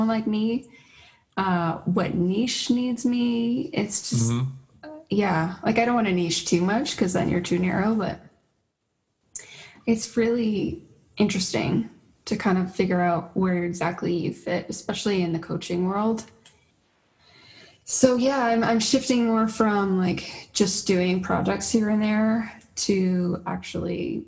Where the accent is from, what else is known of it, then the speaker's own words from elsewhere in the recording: Toronto, Ontario, Canada; now in St. Catharines, Canada; I'm from Toronto.